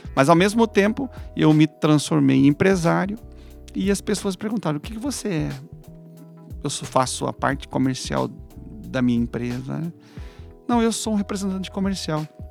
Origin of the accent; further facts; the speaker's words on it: Joinville, Santa Catarina, Brazil; moved away as an adult; now in São José, Brazil; eu sou de Joinville, né? Estou em, em São José há um ano